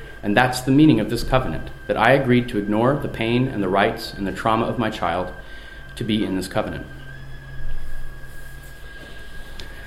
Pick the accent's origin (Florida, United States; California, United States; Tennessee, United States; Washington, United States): Washington, United States; Seattle; moved away as an adult; now in Europe; my hometown of Seattle